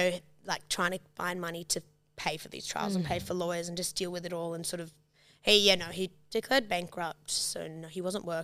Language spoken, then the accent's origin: English; Sydney, New South Wales, Australia; also born or lived in New York; now in Sydney, Australia; grew up in Sydney. We grew up in like Vaucluse and then Watson's Bay. We moved around a bit